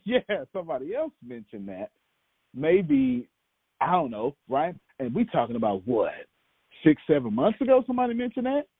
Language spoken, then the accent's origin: English; United States; I grew up homeless, even though I'm from America